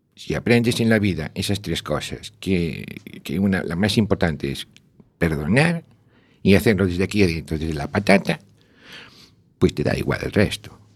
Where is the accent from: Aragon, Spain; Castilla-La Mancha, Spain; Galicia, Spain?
Galicia, Spain; A Coruña; Nací en La Coruña, toda la vida